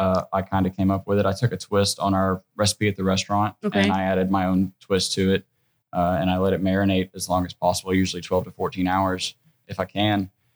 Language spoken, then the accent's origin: English; Northeast Alabama, United States; And I'm very Southern. I'm from Northeast Alabama. Okay. You know, I grew up with my grandparents.